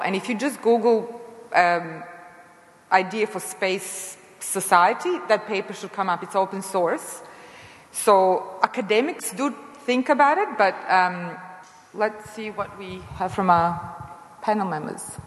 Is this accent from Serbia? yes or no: yes; Serbia; moved away as an adult; also born or lived in United States; now in Australia; I come from Serbia originally, and I grew up in socialism, cooperative socialism